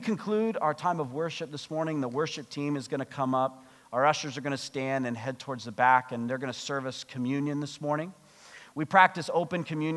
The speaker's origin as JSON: {"language": "English", "country": "United States", "moved": "yes", "lives_now": "Canada", "said": "I'm American"}